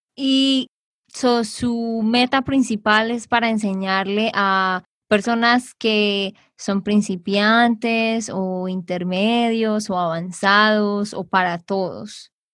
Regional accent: Santander, Colombia; de Santander, Colombia

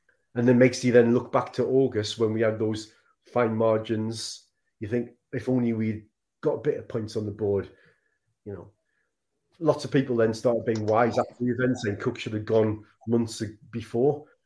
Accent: Sunderland, North East England, United Kingdom; moved away; because it's my hometown club and I know people from the area still

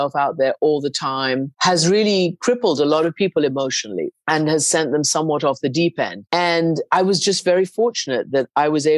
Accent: Iran; I grew up in Iran of an English mother and a Persian father.

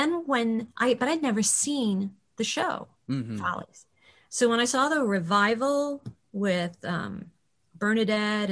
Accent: Chicago, Illinois, United States; moved away; knew I was from Chicago

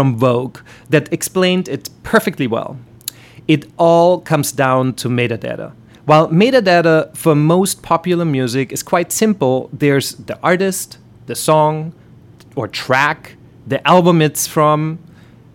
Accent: Vienna, Austria; accent: German; English is a second language; moved away; the world of classical music, which is the same world in which I grew up in back in Vienna

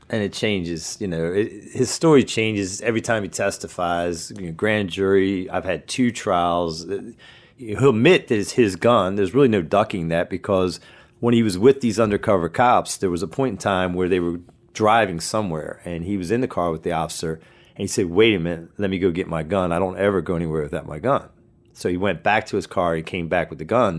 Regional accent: Churchville, Maryland, United States; I grew up in a small town called Churchville's. It's in Harford County, in between two bigger towns that folk would know, Bel Air and Aberdeen

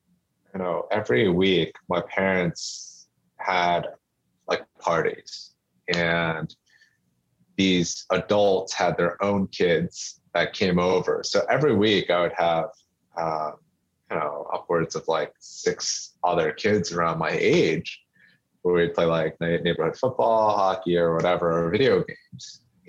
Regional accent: near Gwynedd Mercy College, Pennsylvania, United States; So right across from Gwinnett Mercy College.

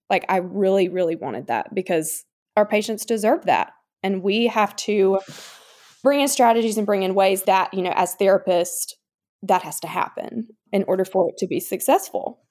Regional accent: Chester, South Carolina, United States; moved away as an adult; now in Columbia, United States; I'm originally from Chester, South Carolina, but I currently reside in Columbia with my husband, Peyton

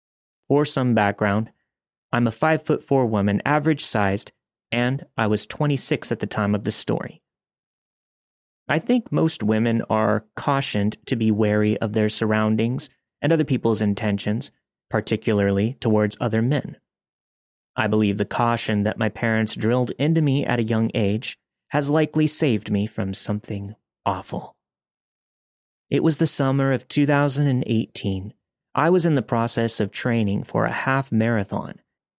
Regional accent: Canada; I'm from Canada, and I live in a city that is extremely proud of its river valley and ravines

